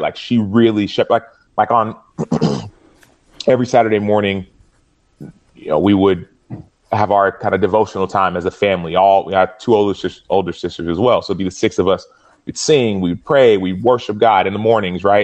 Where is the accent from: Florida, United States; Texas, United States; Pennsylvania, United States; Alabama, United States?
Texas, United States; Dallas; we were living in Dallas